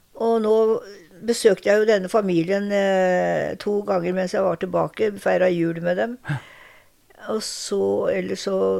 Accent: Larvik, Vestfold, Norway; moved away as an adult; now in Drammen, Norway; Jeg er født i Larvik. Og oppvokst på et lite tettsted rett utenfor Larvik

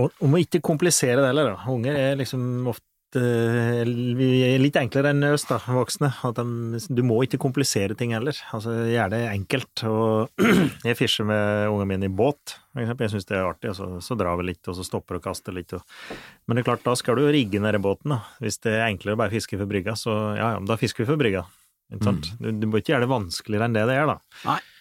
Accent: Flisa, Innlandet, Norway; det vann overalt i nærheten der jeg vokste opp.

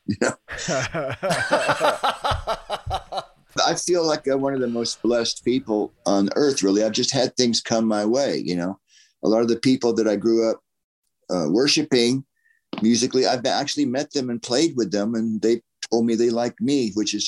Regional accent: Florida, United States; accent: Southern; we're from the South. You know, we grew up in Florida.

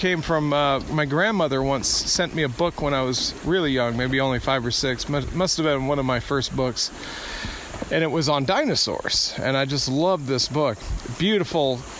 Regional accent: south of Atlanta, Georgia, United States; I grew up in a small town just south of Atlanta, Georgia

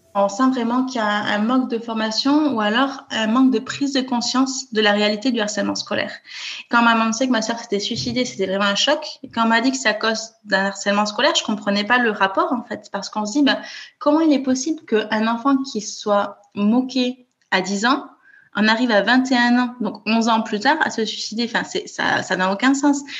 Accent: Toulouse, Occitania, France; moved away as an adult; now in Copenhagen, Denmark; je suis née à Toulouse où j'ai grandi et où j'ai fait mes études

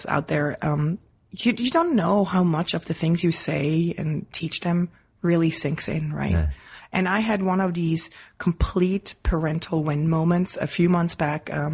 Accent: Switzerland; moved away; as a kid growing up in Switzerland

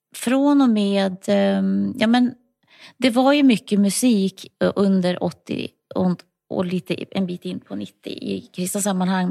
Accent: Lycksele, Västerbotten County, Sweden; moved away as an adult; also born or lived in Ludvika / Tuvträsk / Stockholm; now in Huddinge, Sweden; jag är uppvuxen i Lycksele på dels ett litet område utanför lilla Lycksele stad och sen i en by den större delen av min barndom

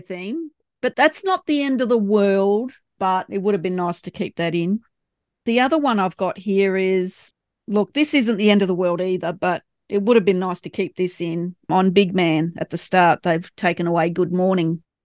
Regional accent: Australia; accent: Australian; my Australian accent.

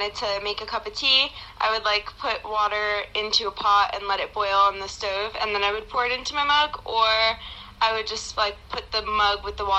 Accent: New York, United States; I'm …. I'm from New York.

